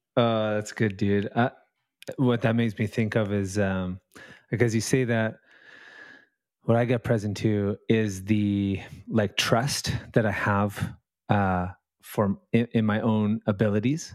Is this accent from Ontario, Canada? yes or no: no; Vancouver, British Columbia, Canada; Out in Canada. I'm in, uh, in Lower Mainland, Vancouver, um, uh, West Coast